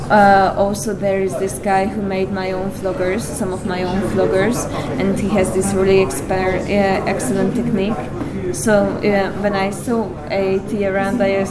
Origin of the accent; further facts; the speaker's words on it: Hungary; Of course, naturally, this is my home country